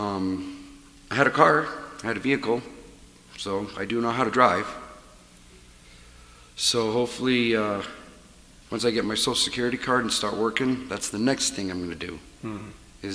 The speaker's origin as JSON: {"language": "English", "town": "Omaha", "region": "Nebraska", "country": "United States", "tie": "born or raised there", "moved": "as an adult", "lives_now": "Colorado, United States", "said": "I grew up in North Omaha"}